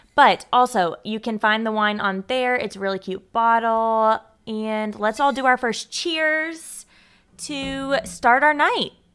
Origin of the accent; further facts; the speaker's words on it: Louisville, Kentucky, United States; now in Cincinnati, United States; my hometown, Louisville